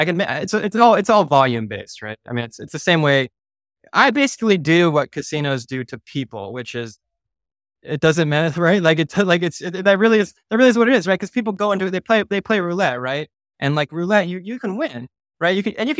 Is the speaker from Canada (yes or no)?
yes; Montreal, Quebec, Canada; now in United States; And then when I came from Montreal, I was playing underground games in Manhattan